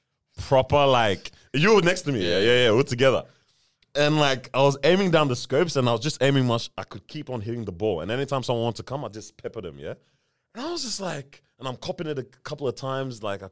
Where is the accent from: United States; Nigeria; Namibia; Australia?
Nigeria; now in New Zealand; I've always been proud of being Nigerian